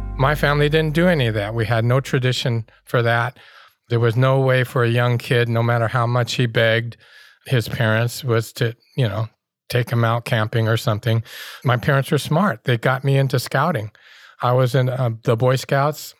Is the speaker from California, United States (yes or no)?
yes; Oakland, California, United States; growing up in Oakland